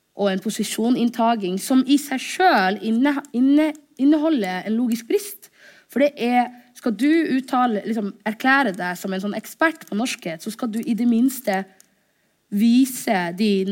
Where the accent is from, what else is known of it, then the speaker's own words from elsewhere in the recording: Norway; also born or lived in Somalia; jeg er norsk-somalisk